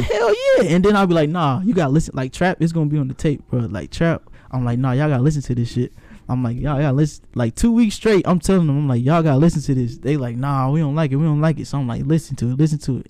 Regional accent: Kansas City, Missouri, United States; now in San Diego, United States; I'm from Kansas City. I'm a city boy

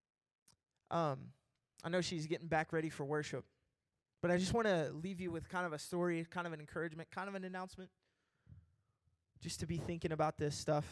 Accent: Kentucky, United States; I'm from Kentucky, and I'm a rapper

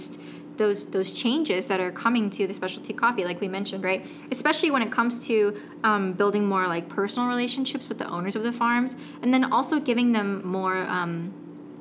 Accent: San Francisco, California, United States; moved away; my hometown, San Francisco

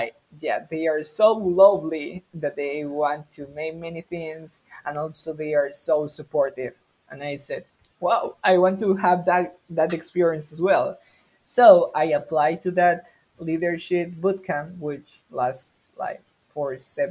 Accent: Peru; English is a second language; I'm from Peru.

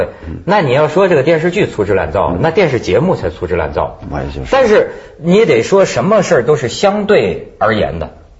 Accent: China; 咱咱们大陆人他叫谁老师都变成骂人了。

